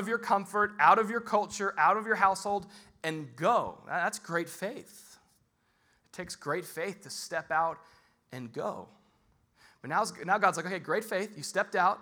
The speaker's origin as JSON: {"language": "English", "country": "United States", "said": "I'm an American"}